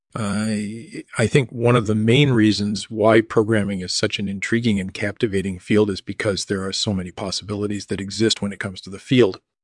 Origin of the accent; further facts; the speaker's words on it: suburbs of Chicago, Illinois, United States; also born or lived in Wisconsin; I was born in Wisconsin in nineteen fifty-seven, and I grew up in the suburbs of Chicago